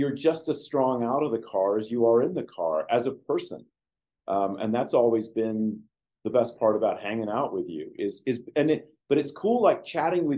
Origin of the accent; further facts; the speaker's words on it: England, United Kingdom; moved away; I was born in England.